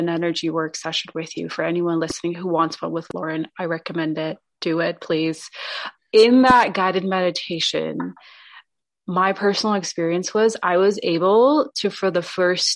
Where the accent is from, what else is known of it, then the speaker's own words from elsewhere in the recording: India; I was born in India